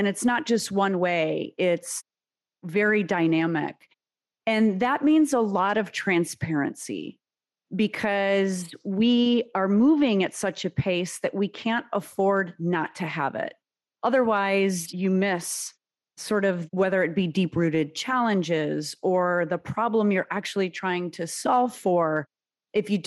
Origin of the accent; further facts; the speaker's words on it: United States; first language Serbian; English is a second language; my parents came to the U.S. from former Yugoslavia, 7 months pregnant with me